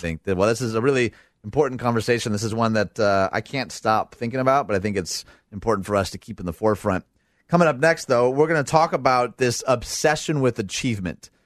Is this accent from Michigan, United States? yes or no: yes; Dearborn, Michigan, United States; I'm from Dearborn, Michigan